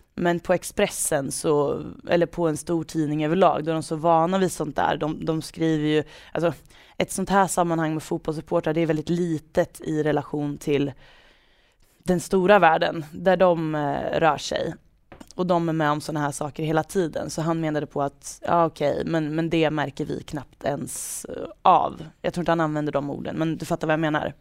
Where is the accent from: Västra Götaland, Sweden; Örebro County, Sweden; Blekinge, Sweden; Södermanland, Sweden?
Örebro County, Sweden; Degerfors; accent: Värmland dialect; dialektala ord från bruket. Från Degerfors